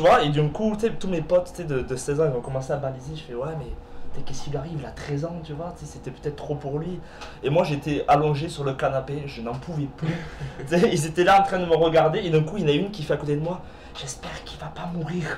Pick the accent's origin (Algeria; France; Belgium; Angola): France; Perpignan, Occitania; moved away as an adult; now in Quebec, Canada; je viens de Perpignan. C'est euh, dans le sud de la France, c'est à la frontière de l'Espagne